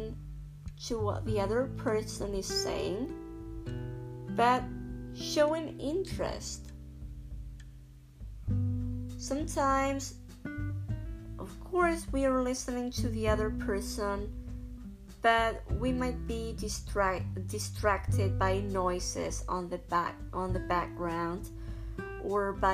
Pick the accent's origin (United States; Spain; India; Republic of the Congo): Spain; English is a second language; I'm from Spain